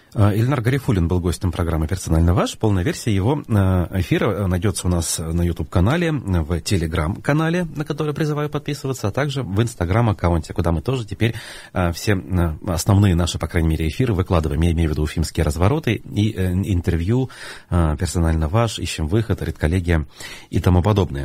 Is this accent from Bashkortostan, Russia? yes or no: yes; Baltachevsky District, Bashkortostan, Russia; Я как выходец из Болтачевского района, который как минимум три года там прожил, в старшей школе, учился